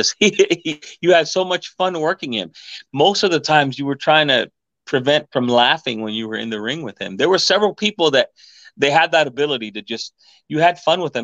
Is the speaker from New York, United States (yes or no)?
yes; New York, United States; We're from New York over here. This is how we talk.